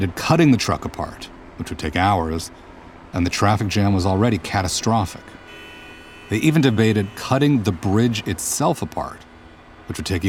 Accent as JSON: {"language": "English", "country": "United States", "moved": "as an adult", "lives_now": "Germany", "said": "I'm an American Jew living in Germany, currently as a visiting scholar at the New Institute"}